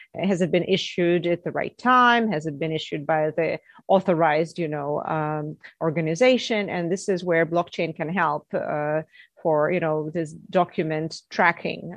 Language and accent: English; Russia; moved away as an adult; also born or lived in Canada / Netherlands; I'm from Russia, uh, where I was educated as a geologist